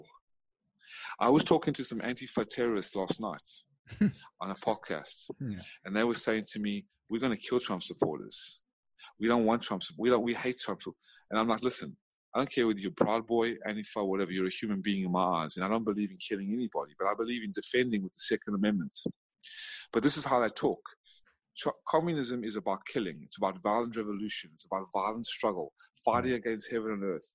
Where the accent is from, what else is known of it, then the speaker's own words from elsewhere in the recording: South Africa; now in United States; I was born in South Africa. I immigrated to America